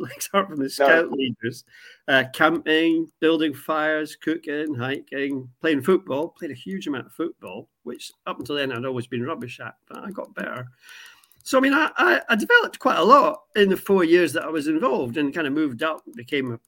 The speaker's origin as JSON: {"language": "English", "town": "Aberdeen", "region": "Scotland", "country": "United Kingdom", "tie": "born or raised there", "said": "I grew up in Aberdeen, Catholic family in a Protestant city"}